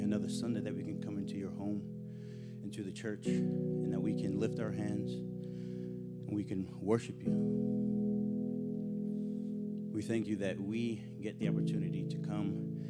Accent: New York, United States; I was born and raised in New York, so I thought going back was going to be really easy.

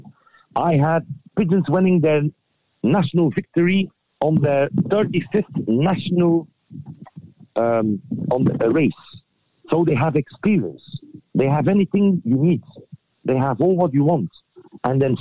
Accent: Flanders Fields, Belgium; we are from Flanders Fields

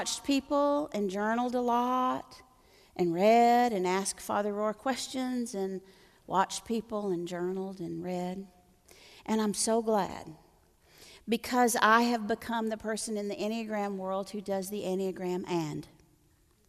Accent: Floydada, Texas, United States; I'm from a little town in the panhandle of Texas. I'm from Floydada, Texas

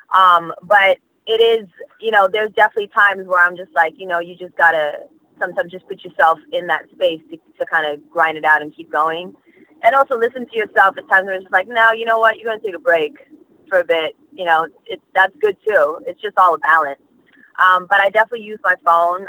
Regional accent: Australia; also born or lived in Malaysia / New York; now in United States; being born in Malaysia, growing up in Australia

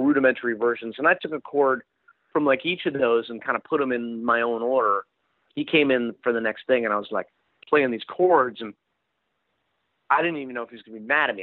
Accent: Princeton, New Jersey, United States; I grew up in Princeton, New Jersey

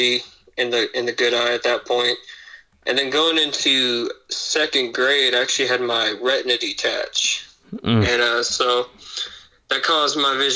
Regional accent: Indianapolis, Indiana, United States; also born or lived in Hobart, Indiana; we moved to Indianapolis, I think when I was about two or three or so. And we've been there since, and I'm 21 now

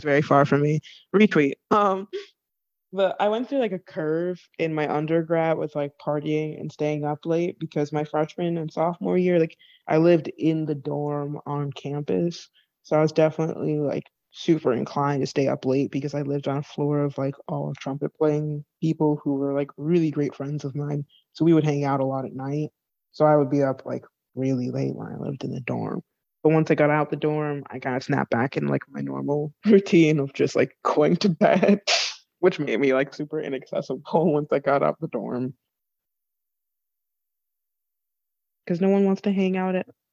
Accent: Connecticut, United States; my hometown in Connecticut

